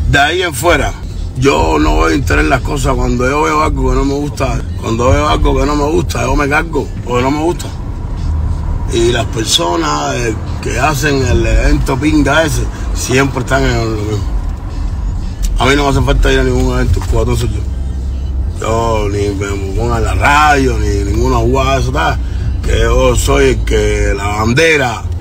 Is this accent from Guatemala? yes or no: no; Cuba; soy buen hijo, soy buen nieto, soy tremendo cubano, pero soy muy buen contrario.